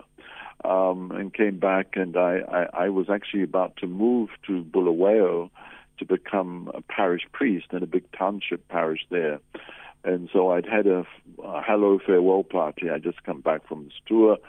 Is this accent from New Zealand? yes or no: yes; New Zealand; moved away as an adult; also born or lived in Lesotho / Zimbabwe; now in South Africa; originally I come from New Zealand. That's Aotearoa, New Zealand, is where I was born. I came to South Africa in 1973.